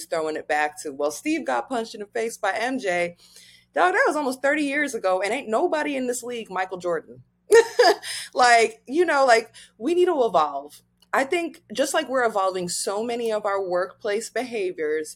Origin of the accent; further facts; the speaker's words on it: Nigeria; I'm African, I'm Nigerian.